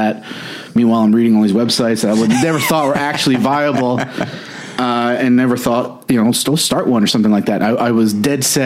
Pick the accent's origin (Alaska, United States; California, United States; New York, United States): New York, United States; Orange County; I grew up in Orange County, New York